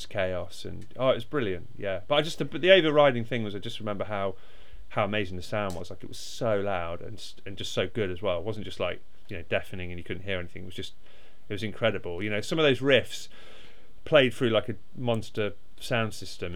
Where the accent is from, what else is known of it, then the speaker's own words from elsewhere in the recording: Derby, East Midlands, United Kingdom; I'm from Derby